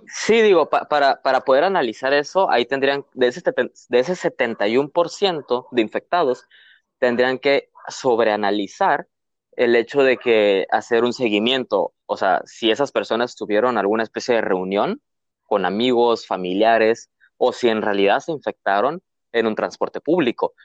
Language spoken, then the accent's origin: Spanish; Mexico